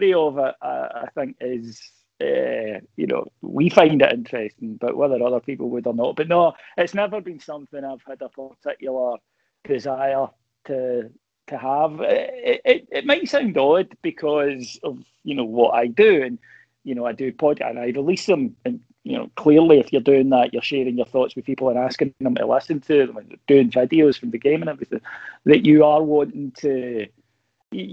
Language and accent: English; Kilwinning, Scotland, United Kingdom; I'm from Kilwinning originally. And if you grow up here, you're a Rangers fan.